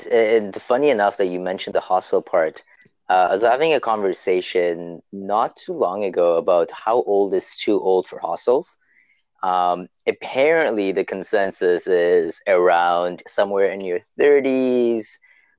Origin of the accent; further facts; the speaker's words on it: Toronto, Ontario, Canada; I am from Toronto, or as we like to call it, Toronto, Ontario, Canada. And I am 30 years old now, which is kind of getting up there.